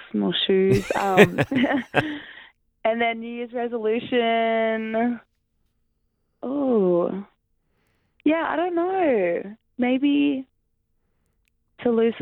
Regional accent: Brisbane, Queensland, Australia; moved away as an adult; also born or lived in Syracuse; now in Sydney, Australia; I'm from Brisbane

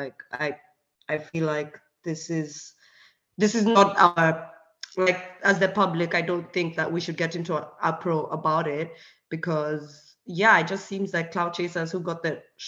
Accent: Kenya; English is a second language; now in Hungary; because I'm from Kenya, but I live in Europe and I live in Hungary

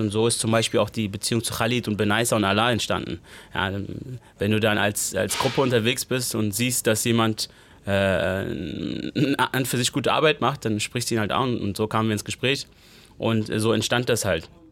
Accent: Neu-Isenburg, Hesse, Germany; Ich bin in Neu-Isenburg groß geworden

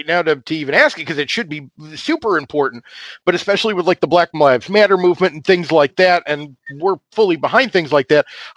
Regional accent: New York, United States; moved away; I'm from New York originally

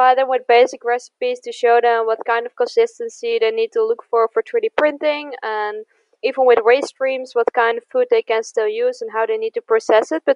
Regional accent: the middle of the Netherlands, central Netherlands, Netherlands; now in Eindhoven, Netherlands; I'm from the Netherlands. I grew up in the middle of the Netherlands

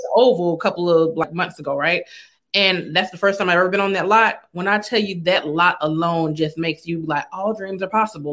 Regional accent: Los Angeles, California, United States; I'm actually from Los Angeles

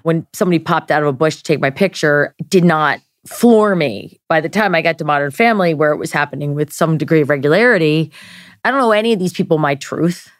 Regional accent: Maryland, United States; we're both from Maryland

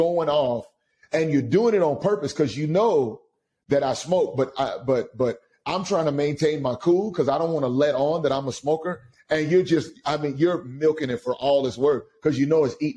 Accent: Austin, Texas, United States; now in Pasadena, United States; I'm from Austin, Texas. I'm a Longhorn, and so that's where I'm from. I grew up, unfortunately, I grew up typically in a broken home.

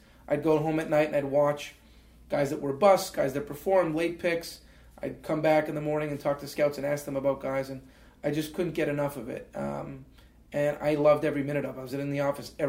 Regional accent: Canada; And then they had to rescind it, just being Canadian, getting a work permit, getting a visa.

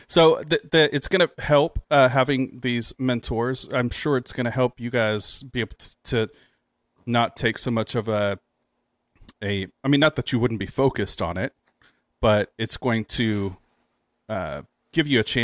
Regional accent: California, United States; Originally from California.

